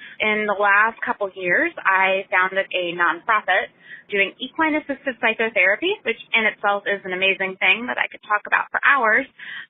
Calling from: Richmond, Virginia, United States; I am calling from Richmond, Virginia

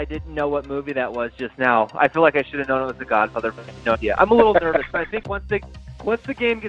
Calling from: Seattle, Washington, United States; I'm calling from Seattle, Washington.

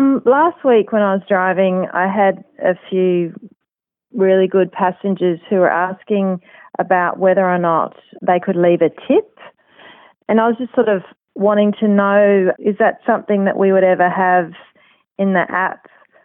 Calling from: Brisbane, Queensland, Australia; I'm calling from Brisbane. I'm a driver partner up here

